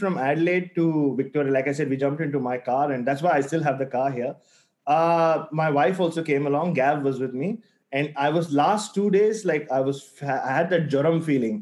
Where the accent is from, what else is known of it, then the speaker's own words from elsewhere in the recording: India; As an Indian journalist